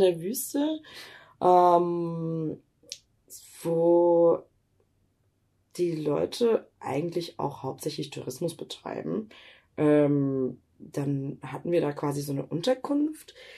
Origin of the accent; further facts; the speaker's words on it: Germany; ich bin in Deutschland geboren